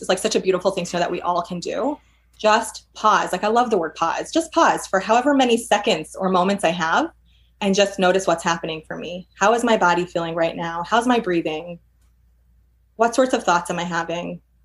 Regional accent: New York, United States; moved away as an adult; now in Portland, United States; I'm from New York originally. I worked in New York for several years

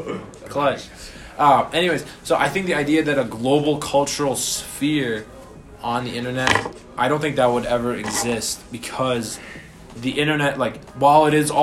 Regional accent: United States; I live in America and I'm an American.

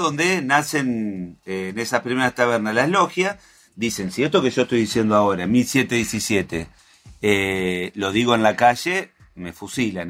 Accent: Santa Fe, Argentina; yo soy de al lado de Entre Ríos, soy de Santa Fe

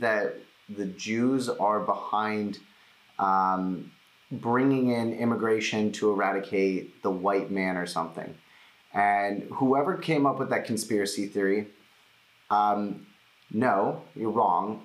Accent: United States; I'm Jewish, uh, I'm American

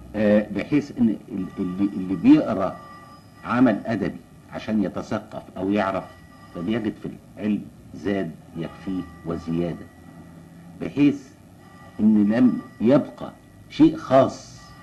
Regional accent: Egypt; عندنا في مصر

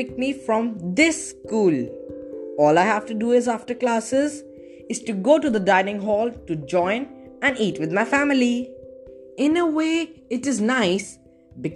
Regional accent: India; from India

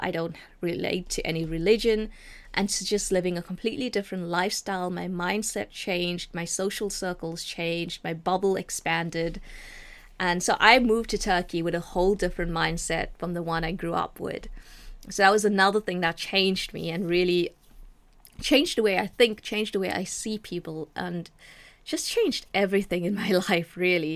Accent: Durban, KwaZulu-Natal, South Africa; I was born in a small city called Durban. Uh, I was brought up in Durban. I was raised there.

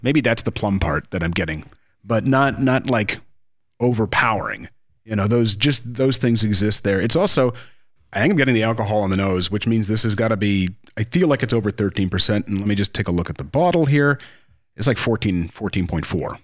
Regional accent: Ontario, Canada; now in Jamaica; I come from Ontario, Canada

